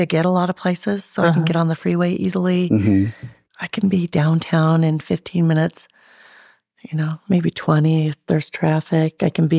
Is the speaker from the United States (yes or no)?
yes; Sandy, Utah, United States; also born or lived in San Diego, California / Sugar House, Utah; I grew up in kind of Sandy area. I went to Brighton High School.